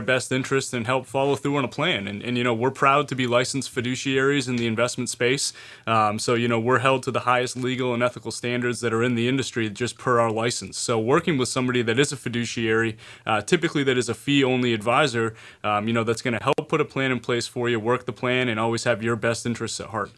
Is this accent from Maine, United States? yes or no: yes; Maine, United States; being born and raised in Maine, educated in Maine